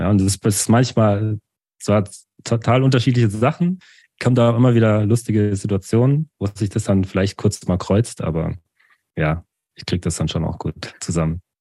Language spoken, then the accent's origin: German; Baden-Württemberg, Germany; also born or lived in Douala, Cameroon; Mit vier Jahren bin ich nach Deutschland gekommen und dann eben in dieses Dorf hinein